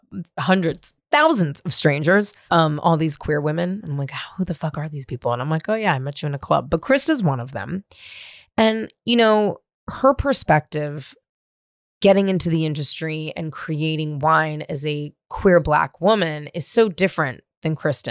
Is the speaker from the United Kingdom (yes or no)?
no; San Francisco, California, United States; growing up in San Francisco